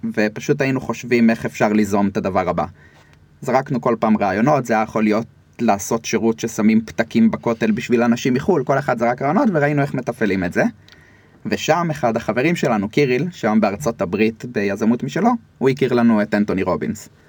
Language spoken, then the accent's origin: Hebrew; Rishon LeZion, Central District, Israel; גדלתי בראשון, עד היום אני בראשון